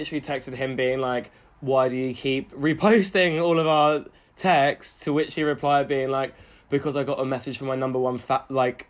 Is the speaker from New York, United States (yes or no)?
yes; New York, United States; I know celebrities. I'm from New York. No, I came up, y'all.